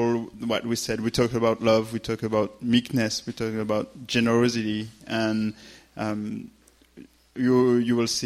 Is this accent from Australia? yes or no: no; France; accent: French; English is a second language; I'm French. So just that said, forget my accent